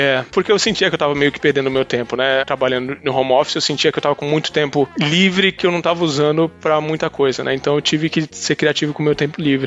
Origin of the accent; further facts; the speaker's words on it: Cubatão, São Paulo, Brazil; eu nasci na Baixada Santista, eu nasci em Cubatão